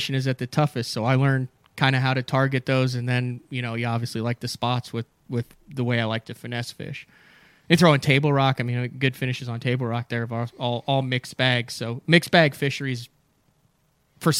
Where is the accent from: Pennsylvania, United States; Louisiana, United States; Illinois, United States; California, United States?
Illinois, United States; Central; now in Oklahoma, United States; I grew up in Central Illinois